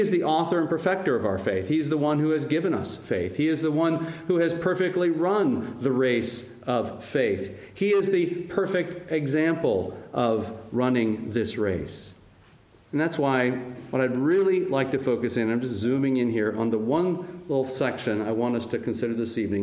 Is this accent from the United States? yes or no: yes; United States; I'm American